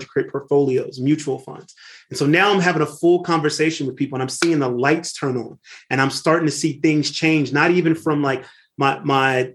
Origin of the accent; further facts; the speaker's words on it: Lynwood, California, United States; I grew up in Linwood, California, right outside of Compton in the 1980s